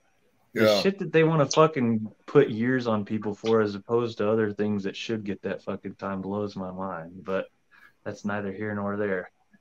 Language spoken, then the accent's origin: English; Texas, United States; moved away; also born or lived in St. Louis; being from the part of Texas I'm in, it's just like my hometown's 90% Mexican and the rest is just like whites and blacks.